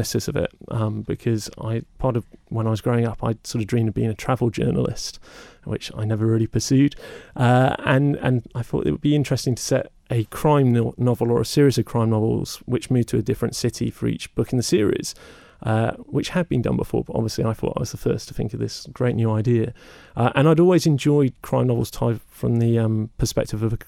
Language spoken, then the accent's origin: English; Somerset, South West England, United Kingdom; I grew up in Somerset